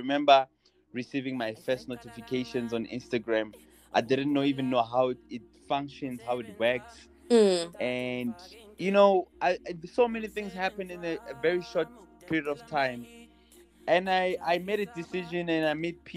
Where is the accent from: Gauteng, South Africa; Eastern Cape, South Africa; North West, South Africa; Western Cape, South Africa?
Gauteng, South Africa; Tembisa; growing up in Tembisa